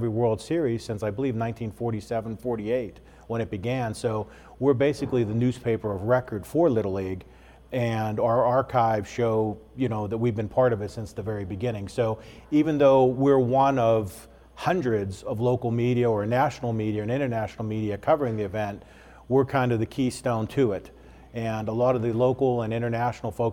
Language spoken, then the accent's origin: English; Johnstown, Pennsylvania, United States; moved away as an adult; now in Williamsport, United States; I'm not a native of the area. I grew up in Johnstown in western Pennsylvania